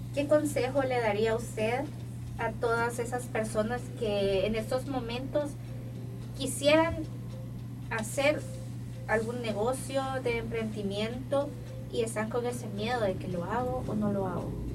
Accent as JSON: {"language": "Spanish", "country": "El Salvador", "said": "nosotros como salvadoreños"}